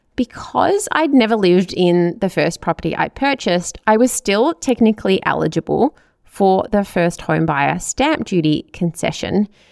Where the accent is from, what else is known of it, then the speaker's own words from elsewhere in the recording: Melbourne, Victoria, Australia; also born or lived in Chelsea Heights; I grew up in Hyatt, which is in the southeastern suburbs of Melbourne